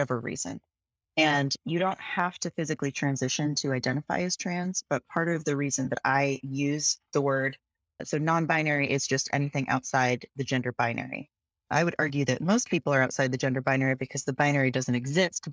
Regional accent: Seattle, Washington, United States; moved away as an adult; now in Philadelphia, United States; I grew up in Seattle

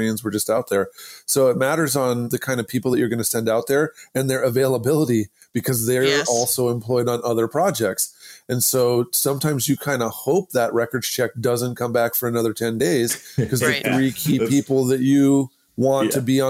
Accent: Idaho, United States; I'm from Idaho

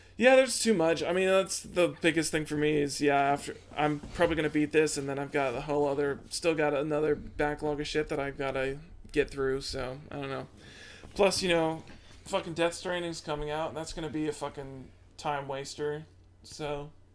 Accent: Midwest, United States; we're from the Midwest. Midwest is all Pepsi all day

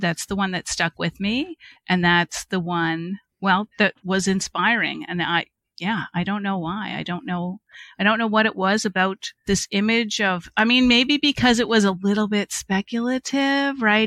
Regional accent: Cape Breton, Nova Scotia, Canada; I am from Cape Breton, Nova Scotia, if the accent has not already given me away

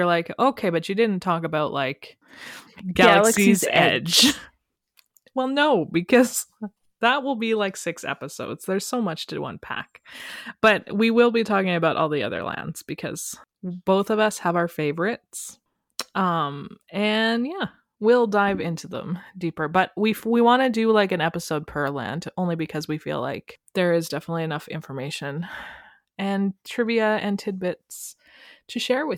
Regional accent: Calgary, Alberta, Canada; Sorry, I'm from Calgary.

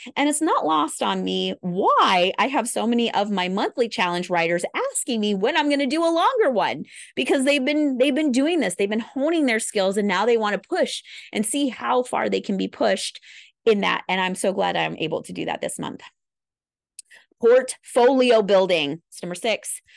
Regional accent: Midwest, United States; I'm a Midwesterner

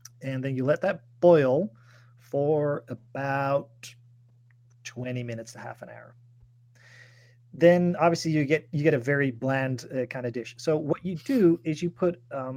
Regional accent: Netherlands

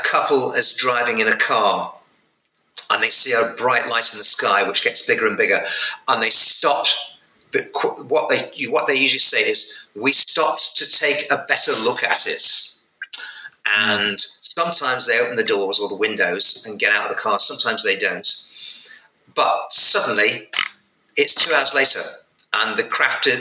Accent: North West England, United Kingdom; in provincial England, in Northwest England, in 1972

